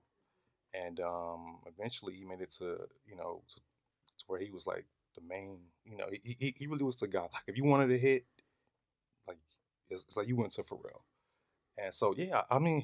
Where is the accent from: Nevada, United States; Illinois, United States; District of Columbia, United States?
Illinois, United States; Chicago; I'm from the Chi. I'm from Chicago